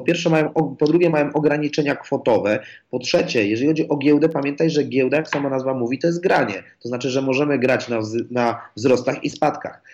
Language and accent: Polish; Poland; jestem z Polski